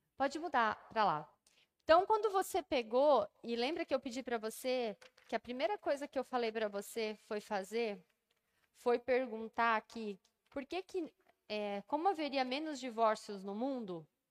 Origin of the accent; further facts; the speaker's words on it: Brazil; todos nós somos brasileiros